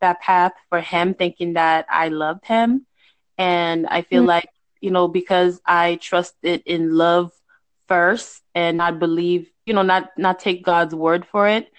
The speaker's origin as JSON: {"language": "English", "country": "Haiti", "tie": "born or raised there", "moved": "yes", "lives_now": "United States", "said": "I'm in the United States, and even because I'm from Haiti. Like, I was born in Haiti"}